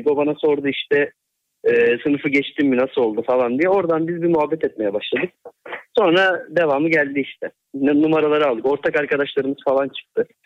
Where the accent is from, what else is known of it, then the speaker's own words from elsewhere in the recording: Akhisar, Manisa, Turkey; Ben Akisarlıyım Manisa Akisar.